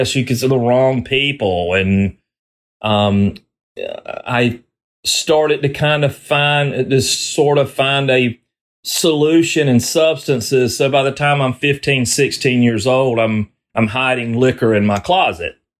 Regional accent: the South, United States; I grew up in the South

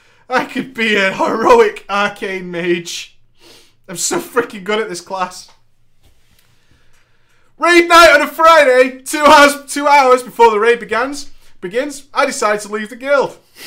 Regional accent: Eastern Canada, Canada; I was an hour ahead because I'm from East Canada.

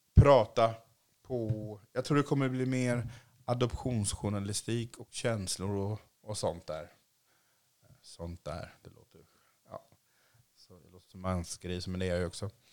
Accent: Sweden; also born or lived in Asia; jag är ju svensk

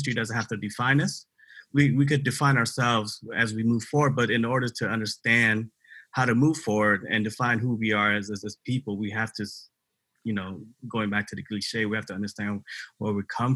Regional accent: Tacoma, Washington, United States; also born or lived in Cambodia; I grew up here in Tacoma, Washington, but I was born in Cambodia. I came to the United States in 1981 as a refugee

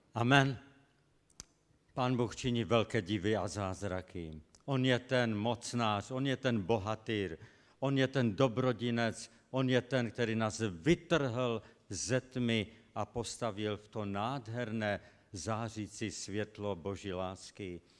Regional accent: Český Těšín, Moravian-Silesian Region, Czechia; byl tam u nás v Českém Těšíně, pocházím z Českého Těšína.

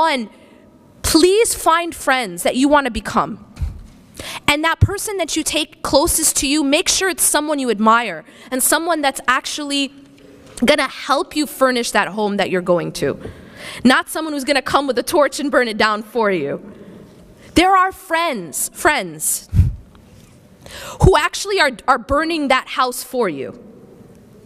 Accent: Wisconsin, United States; now in California, United States; I grew up in the Midwest. I grew up in Wisconsin

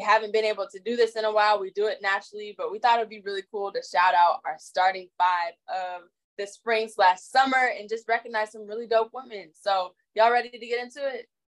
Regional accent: Orlando, Florida, United States; I'm from Orlando, Florida, so it is like in my blood just innately humid, hot, all the things

